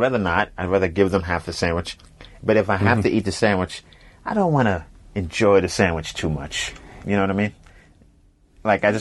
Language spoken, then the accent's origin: English; New York City, New York, United States; moved away as an adult; also born or lived in Boston; I'm from Brooklyn, New York, Coney Island is where And, from like age 5 or 6 through high school, that's where I was.